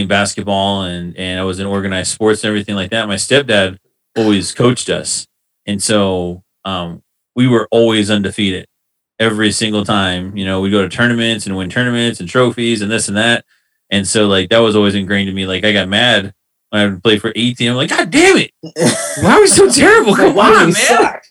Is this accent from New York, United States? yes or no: no; Denver, Colorado, United States; We grew up in Montbello too